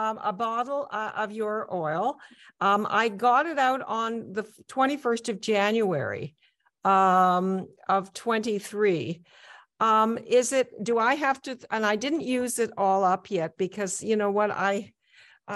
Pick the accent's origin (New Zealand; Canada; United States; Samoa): Canada; I'm from Canada.